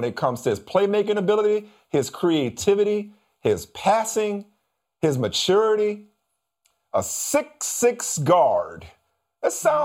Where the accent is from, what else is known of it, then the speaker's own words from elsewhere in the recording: New Orleans, Louisiana, United States; they came to my hometown